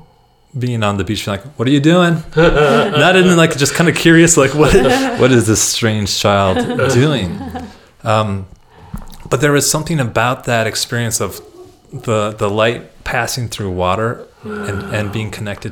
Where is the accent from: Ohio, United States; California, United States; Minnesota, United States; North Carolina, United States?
Minnesota, United States; accent: Midwestern; moved away as an adult; now in Albuquerque, United States; growing up in Minnesota, you know, you're about a stone's throw from a lake wherever you are